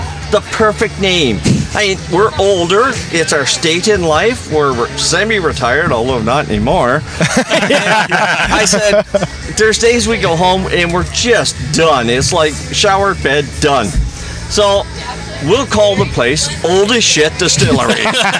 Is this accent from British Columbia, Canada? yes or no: no; Cape Breton, Nova Scotia, Canada; growing up in Cape Breton, as most Cape Bretoners do, in the backwoods.